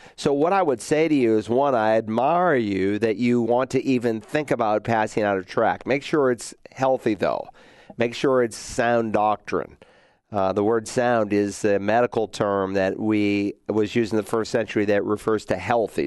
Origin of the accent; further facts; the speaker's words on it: Worcester, Massachusetts, United States; also born or lived in Lowell, Massachusetts; the town that I was raised in, Worcester, Mass. I was born in Lowell, Mass, but then we moved to Worcester when I was two weeks old.